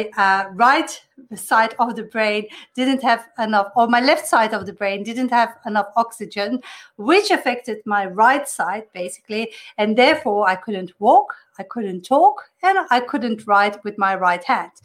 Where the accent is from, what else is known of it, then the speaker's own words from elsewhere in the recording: Belgium; moved away as an adult; now in Australia; I'm originally from Belgium, came to Australia